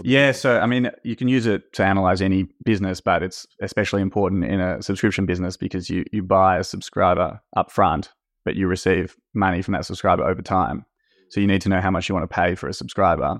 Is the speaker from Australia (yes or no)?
yes; Australia; moved away as an adult; now in France; I grew up in Australia and was working in investment banking in Australia in M&A. And then at some point wanted to change, so I moved to France, which is where my dad's from.